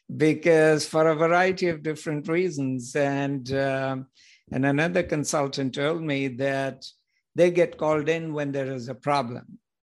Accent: India; moved away as an adult; also born or lived in United Kingdom / United States; So originally I'm from India

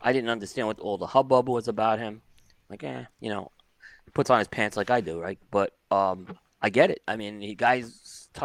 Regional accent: New York City, New York, United States; Barry and I are Brooklyn

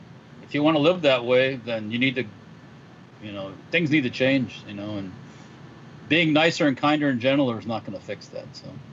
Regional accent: Florida, United States; I grew up in Florida for the most part

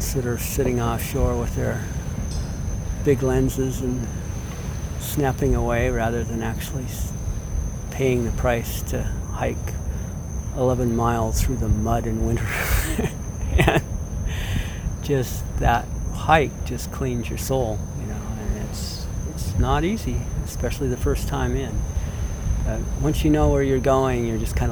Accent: Seattle, Washington, United States; This is growing up in Seattle

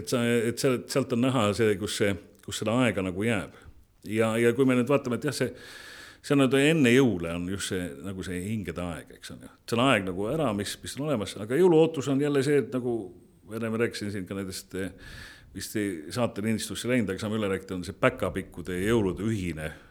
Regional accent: Estonia; ma olen, ma olen eestlane, ma olen, ma olen selle rahvuse esindaja

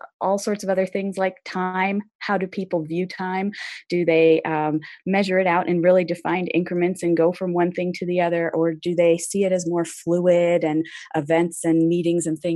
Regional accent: United States; moved away as an adult; also born or lived in China / Berlin / London; growing up in American schools

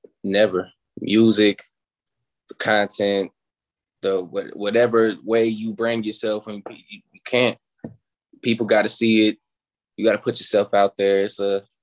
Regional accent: Chicago, Illinois, United States; now in Atlanta, United States; So I'm originally from Chicago

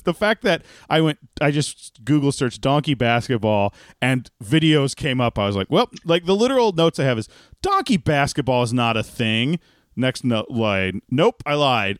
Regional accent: Texas, United States; as a Texan

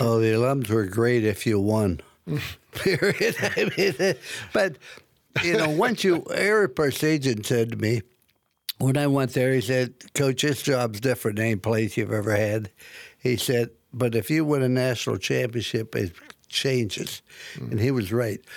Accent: Midwest, United States; when I grew up in the Midwest

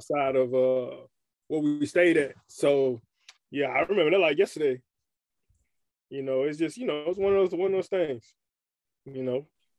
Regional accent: Alabama, United States; born there; also born or lived in Memphis / San Diego; now in Chattanooga, United States; I was born in Alabama. From Alabama, I moved to Memphis. My father was in the Navy.

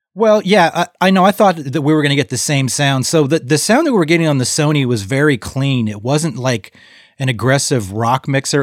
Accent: Modesto, California, United States; also born or lived in San Francisco; the Central Valley of, um, where I grew up in Modesto

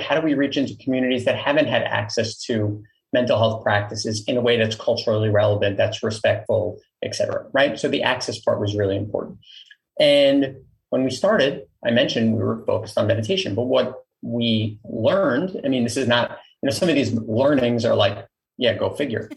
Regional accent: New York City, New York, United States; I grew up in Queens, New York

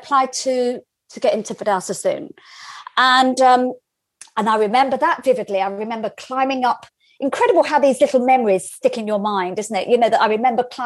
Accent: London, United Kingdom; I grew up in North London

